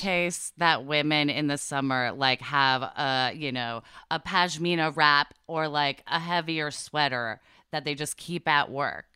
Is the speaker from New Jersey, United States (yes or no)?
no; Portland, Oregon, United States; I grew up in Portland, Oregon